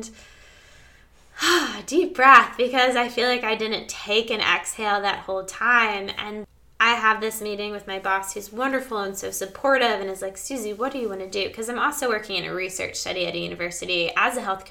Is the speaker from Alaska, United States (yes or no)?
no; Maryland, United States; moved away; also born or lived in Australia; I don't really have any connection to Maryland anymore. None of my friends are really there, and my parents are there, and my brother